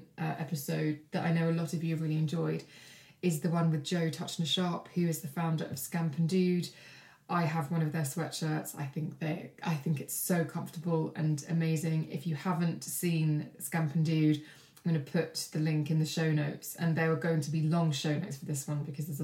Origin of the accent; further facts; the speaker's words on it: Kent, South East England, United Kingdom; also born or lived in Brighton; I volunteered for local newspapers where I grew up in Kent